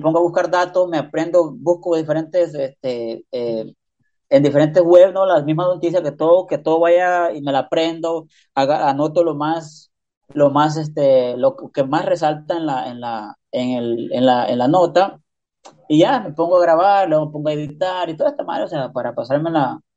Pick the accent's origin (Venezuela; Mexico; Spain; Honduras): Honduras; now in United States; yo soy de Honduras